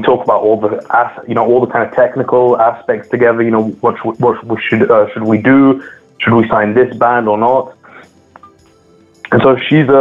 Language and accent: English; London, United Kingdom; first language English; also born or lived in Scotland; now in France; despite me being in France, English is my mother tongue. I grew up in the UK, in London especially, and for a time in Scotland as well.